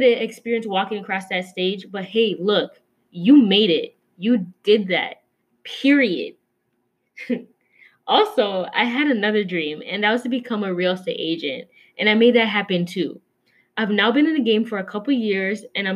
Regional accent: Minnesota, United States; My ethnicity is Kenyan, but I was born and raised here in Minnesota

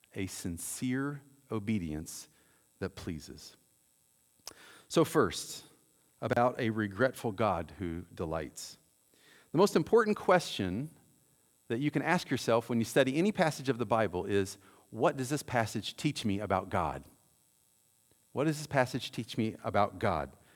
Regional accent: Mount Vernon, United States; also born or lived in Cape Girardeau, Missouri; I grew up here in Mount Vernon

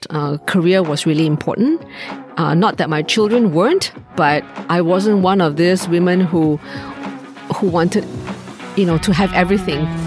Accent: Malaysia; moved away as an adult; also born or lived in United States; now in Singapore; I grew up in Malaysia

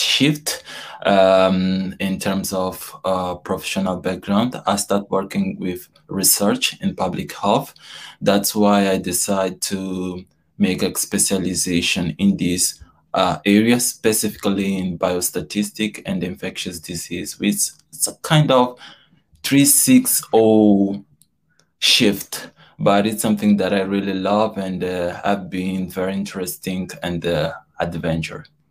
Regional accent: Mozambique; moved away as an adult; now in York, United Kingdom; I'm from Mozambique

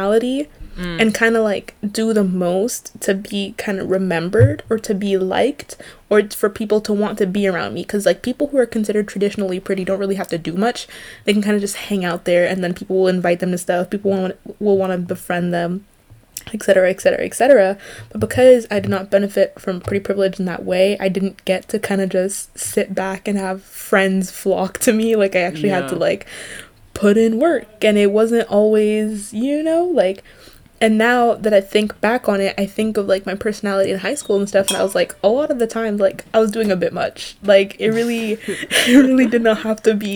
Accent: Canada; We're Canadian

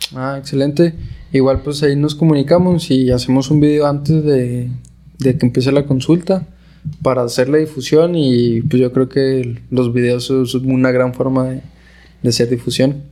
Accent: Camargo, Chihuahua, Mexico; Yo soy originario de Camargo

